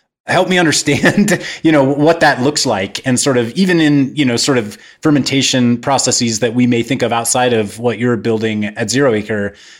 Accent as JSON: {"language": "English", "region": "Kansas", "country": "United States", "tie": "born or raised there", "said": "I grew up in Kansas"}